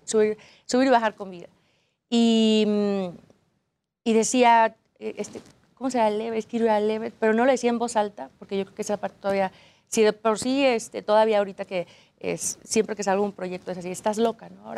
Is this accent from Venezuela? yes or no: no; Aguascalientes, Mexico; Yo soy de Aguascalientes donde no hay montañas